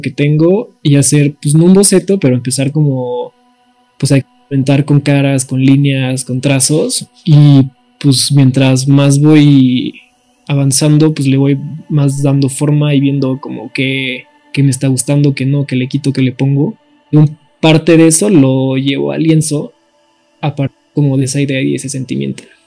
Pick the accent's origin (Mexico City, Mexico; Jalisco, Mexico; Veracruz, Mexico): Mexico City, Mexico; soy de la Ciudad de México